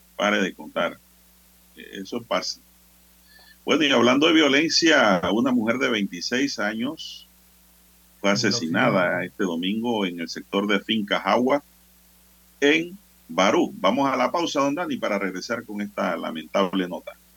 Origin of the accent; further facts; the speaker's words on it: San Miguelito, Panama; yo soy de San Miguelito